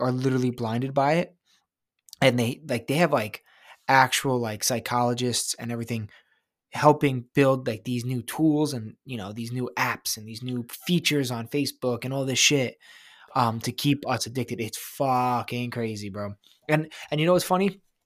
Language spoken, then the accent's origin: English; New York, United States; I'm from New York